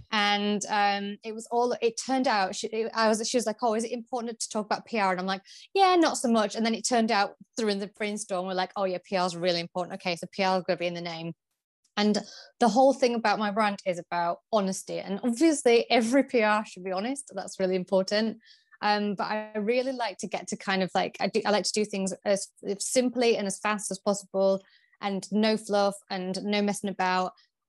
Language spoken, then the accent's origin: English; Yorkshire and the Humber, United Kingdom; So I'm originally from Yorkshire and I went to university in Leicester, the University of Leicester